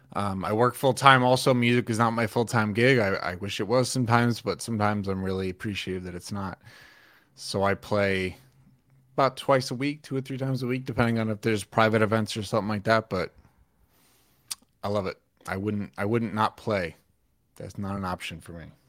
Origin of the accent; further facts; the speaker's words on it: New York, United States; also born or lived in Pennsylvania / Atlanta; now in Mount Holly, United States; I I'm from New York originally